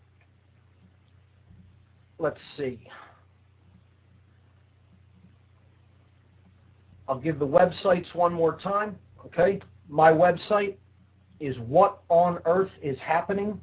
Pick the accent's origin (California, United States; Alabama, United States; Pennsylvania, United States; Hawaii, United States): Pennsylvania, United States; Philadelphia; In Philadelphia, that's my hometown